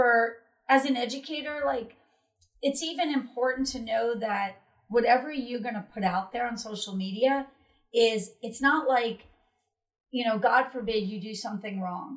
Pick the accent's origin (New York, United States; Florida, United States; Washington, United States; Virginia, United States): Florida, United States; we're from Florida